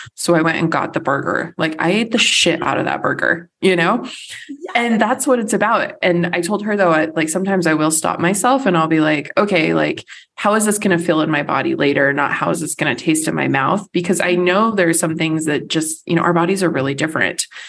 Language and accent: English; United States; first language English; as an American